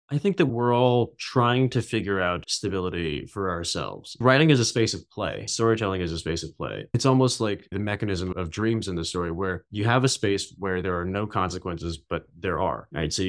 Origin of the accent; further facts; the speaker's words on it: United States; But on the other hand, in America, I'm Chinese American. In China, I'm just an American. I'm um, too America for China and too Chinese for America.